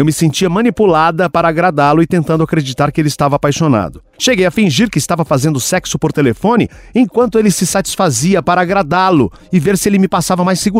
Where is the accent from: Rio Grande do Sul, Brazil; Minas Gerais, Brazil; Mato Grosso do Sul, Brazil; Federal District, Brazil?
Federal District, Brazil; sou do DF, 21 anos, um metro e meio, aquariana